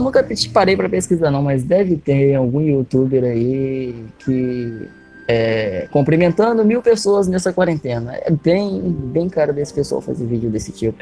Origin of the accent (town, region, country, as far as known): Brazil